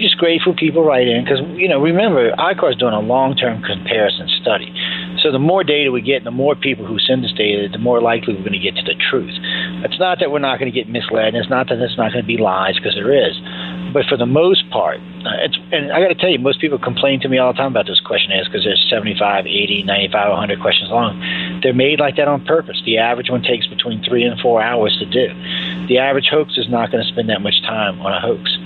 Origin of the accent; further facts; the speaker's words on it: New Orleans, Louisiana, United States; I was raised in Louisiana, uh, in New Orleans, and I was raised hardcore Catholic